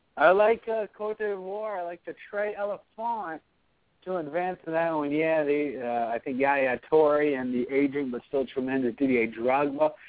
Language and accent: English; United States; as an American, somebody who bleeds red, white, and blue, literally